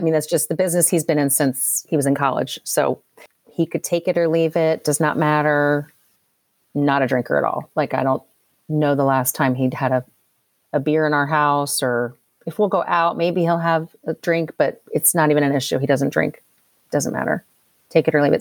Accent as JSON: {"language": "English", "town": "Philadelphia", "region": "Pennsylvania", "country": "United States", "tie": "born or raised there", "also_born_or_lived": "Louisville, Kentucky", "moved": "yes", "lives_now": "Kentucky, United States", "said": "I live outside Louisville, Kentucky. Did not grow up here. I grew up outside Philadelphia."}